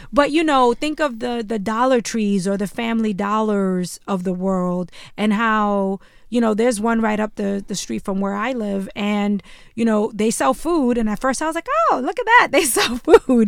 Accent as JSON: {"language": "English", "town": "New York City", "region": "New York", "country": "United States", "tie": "born or raised there", "said": "when I was growing up in Bushwick, Brooklyn, before it was trendy"}